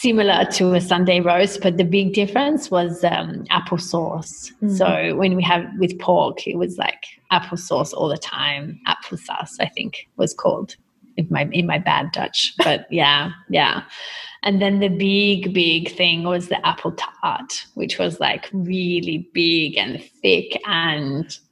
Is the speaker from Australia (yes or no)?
yes; Australia; moved away; I grew up, you know, with an identity of myself as being Australian.